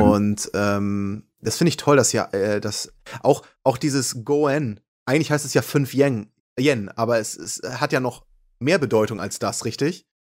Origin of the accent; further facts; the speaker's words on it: Hamburg, Germany; Hamburg ist ja auch meine Heimat.